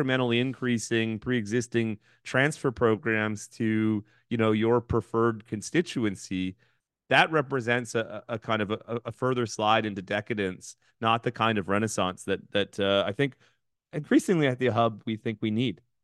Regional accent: Thunder Bay, Ontario, Canada; my hometown of Thunder Bay

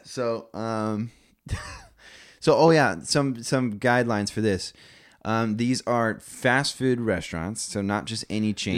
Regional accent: Las Vegas, Nevada, United States; moved away; also born or lived in Visalia, California; growing up in Vegas, there was always a cadence there when I was younger.

